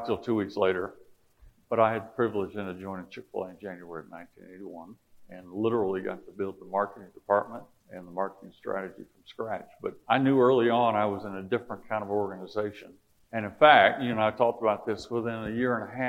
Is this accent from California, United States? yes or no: no; South Alabama, United States; moved away; I grew up in South Alabama